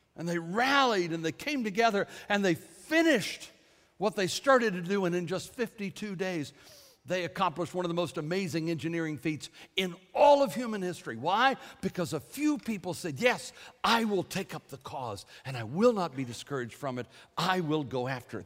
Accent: United States; I am an American

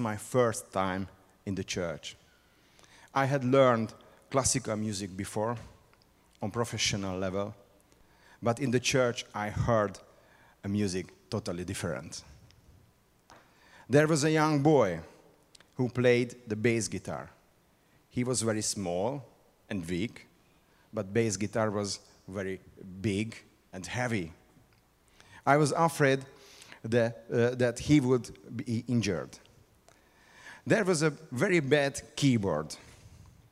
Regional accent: Hungary; English is a second language; I came from Hungary. This is a very small and unique country on the eastern side of Middle Europe

